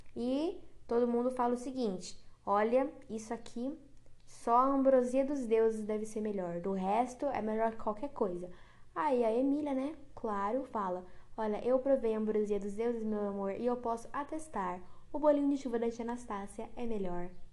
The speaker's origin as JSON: {"language": "Portuguese", "country": "Brazil"}